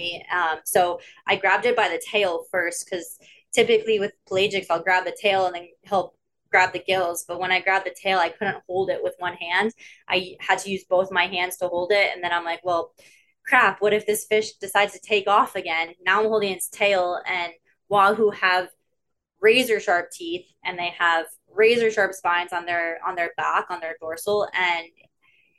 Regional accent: Florida, United States; moved away as an adult; now in Bahamas; I grew up in Florida

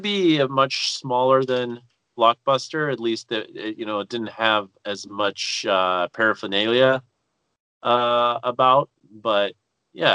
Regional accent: Duluth, Minnesota, United States; moved away as an adult; also born or lived in Superior, Wisconsin / Inver Grove Heights, Minnesota; I'm originally from Duluth.

